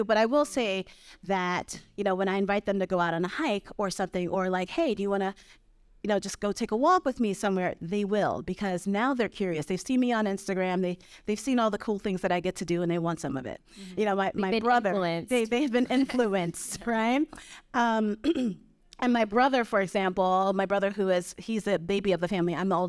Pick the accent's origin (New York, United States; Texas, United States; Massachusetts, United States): New York, United States; Brooklyn; now in Vermont, United States; I grew up in Brooklyn.